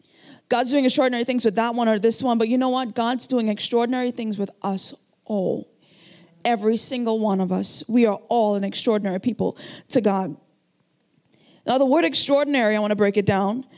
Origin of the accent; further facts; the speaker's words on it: Trinidad & Tobago; moved away; I came from Trinidad and Tobago. I grew up in a very, very rough area